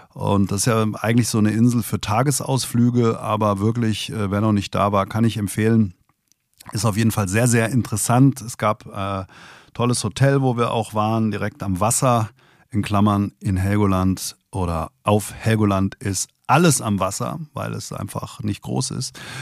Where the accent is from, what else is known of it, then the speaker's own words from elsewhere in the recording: Hesse, Germany; Als Hesse